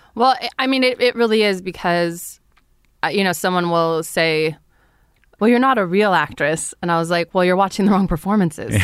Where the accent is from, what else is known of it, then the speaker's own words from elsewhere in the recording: Fresno, California, United States; I grew up in Fresno, California